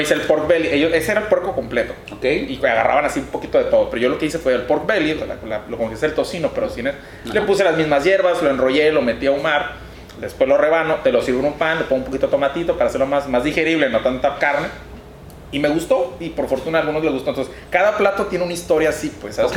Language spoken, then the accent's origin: Spanish; Mexicali, Baja California, Mexico; also born or lived in Tijuana; Yo aquí de Mexicali, Cachanilla, huevo, este, principalmente, pues, desde que nací me quedé aquí viviendo y estudiando toda, la, eh, toda mi vida